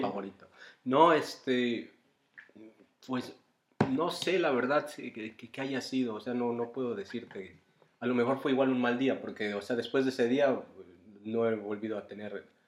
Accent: Mexico; now in Bonn, Germany; yo soy mexicano

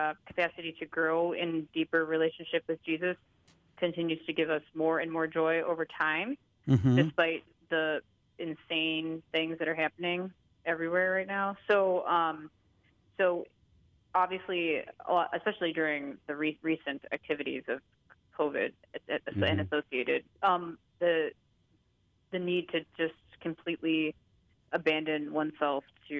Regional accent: Rockford, Illinois, United States; I grew up in Rockford

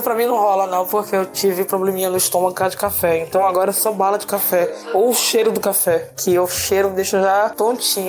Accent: Bahia, Brazil; also born or lived in Salvador; now in Americana, Brazil; eu nasci na Bahia

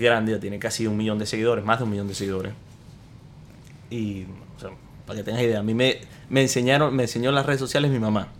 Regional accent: Maracaibo, Zulia, Venezuela; now in United States; yo soy de Maracaibo, de Venezuela. Eh, nací en Estados Unidos.

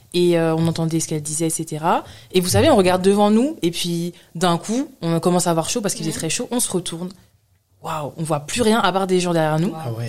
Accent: France; also born or lived in London; now in Paris, France; je suis née en France, je suis française

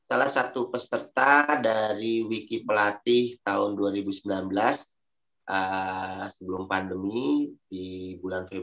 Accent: Bogor, West Java, Indonesia; saya salah satunya dengan rekan saya dari Bogor juga

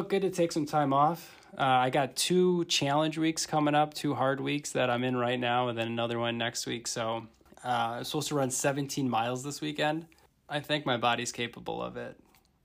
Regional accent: Fond du Lac, Wisconsin, United States; also born or lived in Milwaukee; we're from Fond du Lac

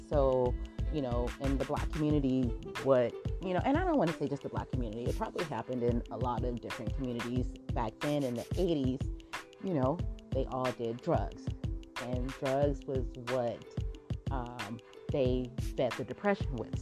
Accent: Southern California, United States; I'm from Southern California and that's where all the palm trees are in Southern California. You know, everybody wants to live over on the west side and wants to experience the beach and the palm trees. And so, yeah, I've lived here my whole entire life

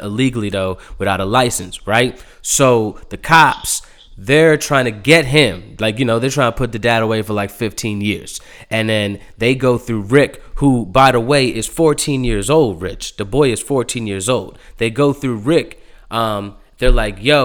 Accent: Baltimore County, Maryland, United States; Where I grew up in out in Maryland, like that, like out Baltimore County, that area

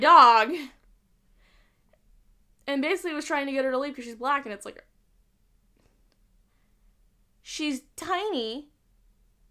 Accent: Utah, United States; I grew up in Utah, and I went to really nice schools

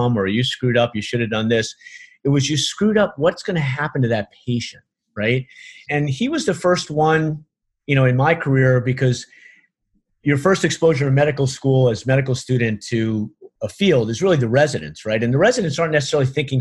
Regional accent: New York City, New York, United States; moved away; I'm from Brooklyn

